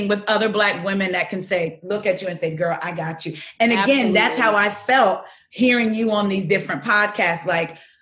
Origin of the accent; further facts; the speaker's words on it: New Jersey, United States; moved away as an adult; now in Baltimore County, United States; I'm from Jersey, South Jersey